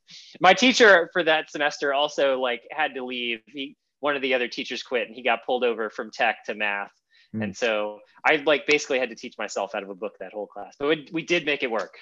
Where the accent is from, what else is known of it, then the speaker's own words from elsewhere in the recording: New Orleans, Louisiana, United States; moved away; also born or lived in Heidelberg, Germany; I was from New Orleans originally, but I moved around a few different places, and ended up going to high school in Heidelberg, Germany.